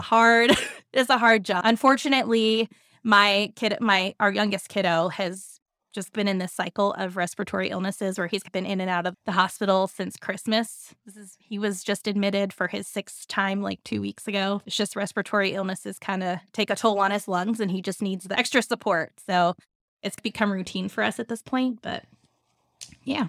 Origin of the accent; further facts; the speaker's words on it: Centreville, Virginia, United States; I grew up in Centerville, Virginia.